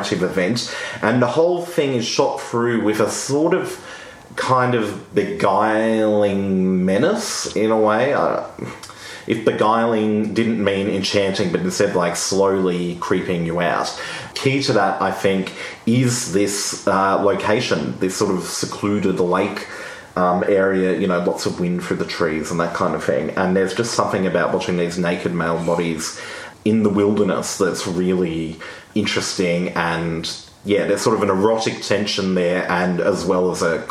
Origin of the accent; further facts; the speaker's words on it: Australia; as an Australian